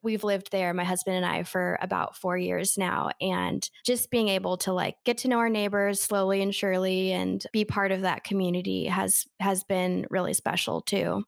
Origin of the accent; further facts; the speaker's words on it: Denver, Colorado, United States; moved away as an adult; also born or lived in Boulder, Colorado; now in Jackson, United States; I am originally from Denver, Colorado